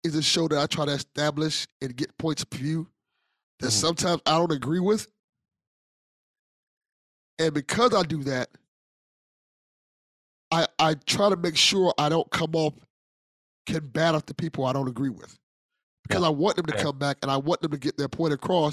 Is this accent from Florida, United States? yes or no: yes; Miami, Florida, United States; I'm a guy from Miami